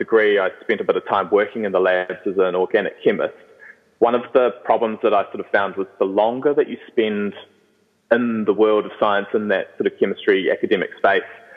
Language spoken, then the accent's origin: English; New Zealand; moved away as an adult; now in Vancouver, Canada; I'm originally from New Zealand, and we've just moved to Vancouver, myself and my girlfriend